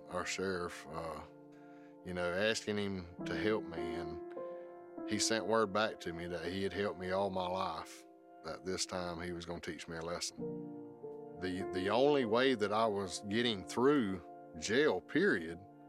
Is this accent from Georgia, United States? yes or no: yes; South Georgia, United States; Growing up in South Georgia